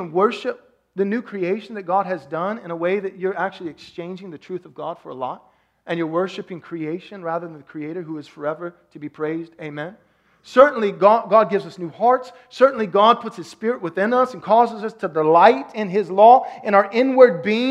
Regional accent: Texas, United States; I'm from Texas

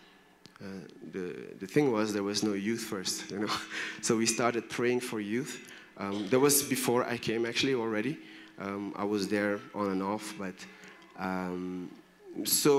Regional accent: Belgium; moved away; also born or lived in Brussels; I'm from Belgium.

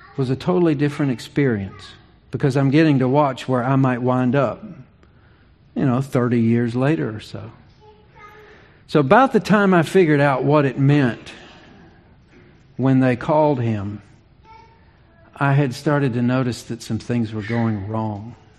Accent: Virginia, United States; moved away as an adult; also born or lived in Charlotte, North Carolina; I was eight. That's that's the age of our youngest when uh, Dad received a call to ministry in Virginia. We moved from Charlotte

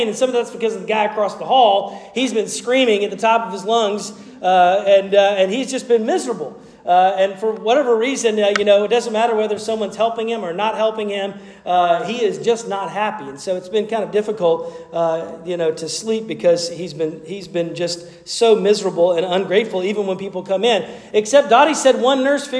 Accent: Asheville, North Carolina, United States; my home state and even in my hometown of Asheville

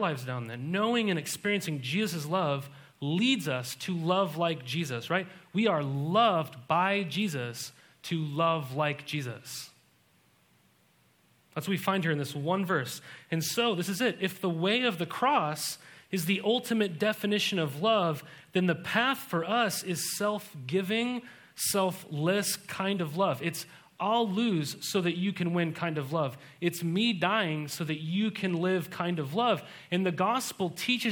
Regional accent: Montana, United States; I was raised in Montana

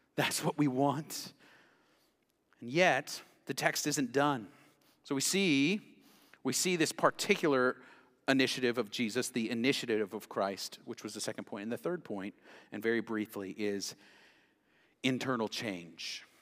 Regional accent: Knoxville, Tennessee, United States; I grew up in West Knoxville

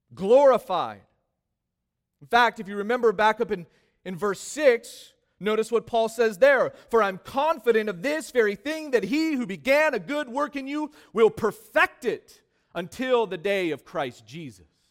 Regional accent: California, United States; Growing up in California, this became, obviously, one of my favorite foods

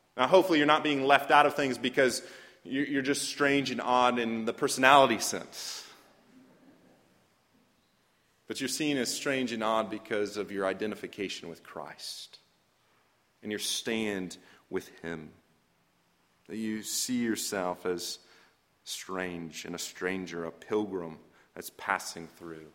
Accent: Fresno, California, United States; I grew up in Fresno, California

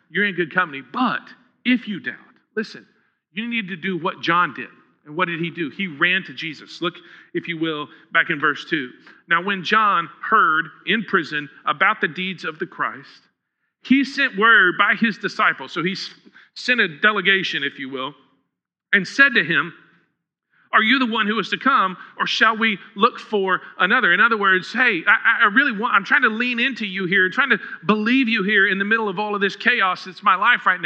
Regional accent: Huntsville, Texas, United States; I grew up in Huntsville

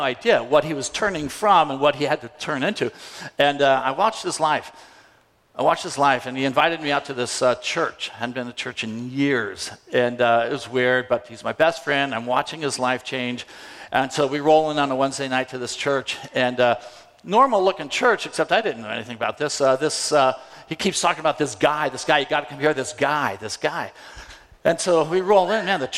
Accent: San Diego, California, United States; moved away as an adult; also born or lived in Indonesia; I'm from San Diego, California

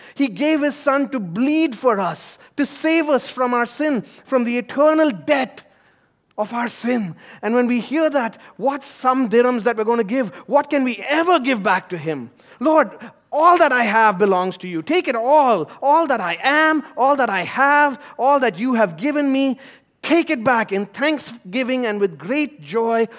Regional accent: India; moved away; my home country of India

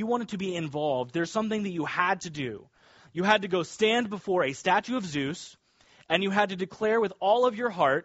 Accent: Kansas, United States; now in Nassau County, United States; I grew up in Kansas near a lot of farmers.

